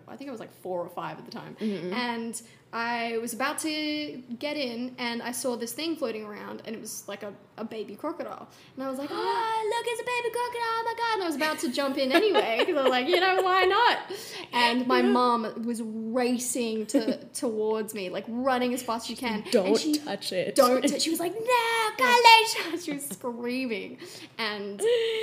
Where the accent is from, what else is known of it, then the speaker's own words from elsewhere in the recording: Darwin, Northern Territory, Australia; now in Los Angeles, United States; I was born in Darwin, Australia